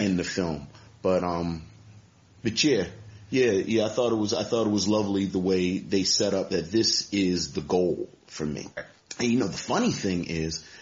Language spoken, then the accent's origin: English; Baltimore, Maryland, United States; I'm just from Baltimore